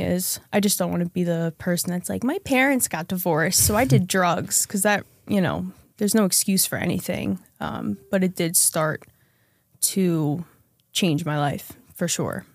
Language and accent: English; central New Jersey, United States; I grew up in central New Jersey, um, suburb, middle class, lower middle class family